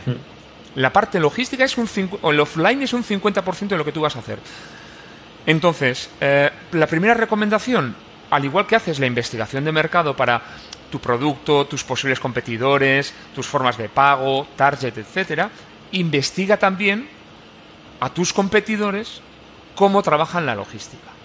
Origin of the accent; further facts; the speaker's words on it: Irún, Basque Country, Spain; Yo soy de Irún